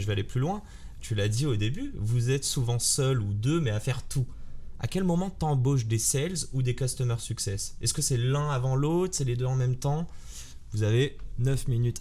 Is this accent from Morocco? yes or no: yes; Morocco; Je suis marocain